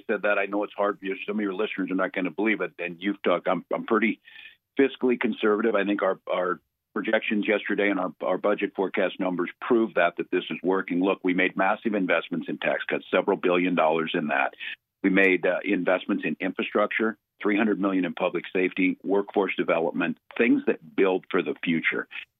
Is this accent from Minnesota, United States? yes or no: yes; Minnesota, United States; I am a Minnesotan